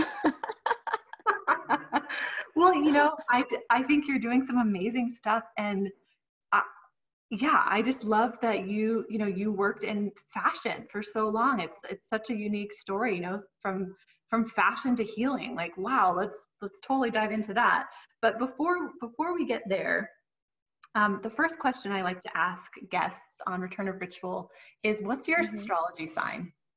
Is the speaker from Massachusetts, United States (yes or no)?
no; Southern California, United States; accent: Southern Californian; I've grown up in Southern California and look very Southern Californian. I sound very Southern Californian